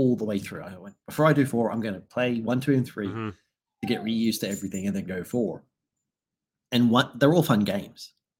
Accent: Australia; I'm an Australian.

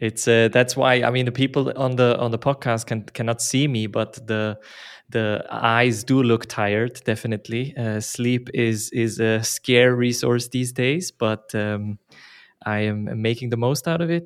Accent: Basel, Basel-Stadt, Switzerland; now in Zurich, Switzerland; I'm from Basel originally, but I live in Zurich

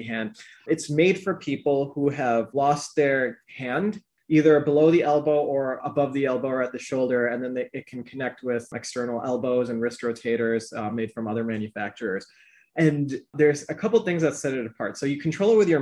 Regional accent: Chicago suburbs, Illinois, United States; my parents are originally from Pakistan, and I was born in the Chicago suburbs along with me and my brothers.

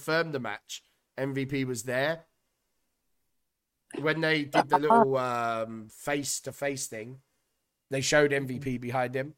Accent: United Kingdom; As British guys

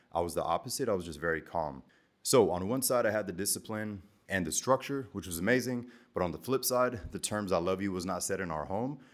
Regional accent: the South in America, United States; also born or lived in Germany; in elementary school, growing up in the South

